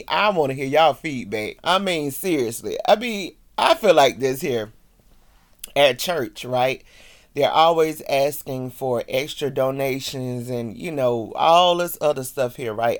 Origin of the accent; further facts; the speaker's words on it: the South, United States; I'm from the South